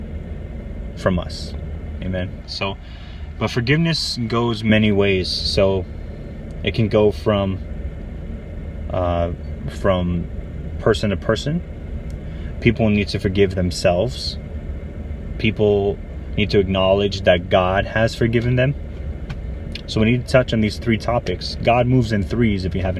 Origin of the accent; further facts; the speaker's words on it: Aiea, Hawaii, United States; when I was growing up in Hawaii. He used to live with us in Hoala Street in Aiea, on the island of Oahu